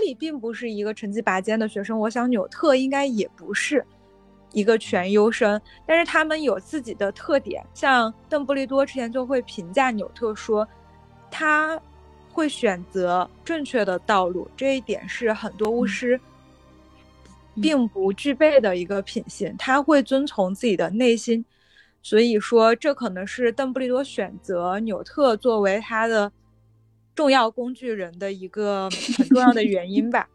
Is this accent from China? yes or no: yes; China; moved away as an adult; also born or lived in United States; 我是在中国的这个环境中成长的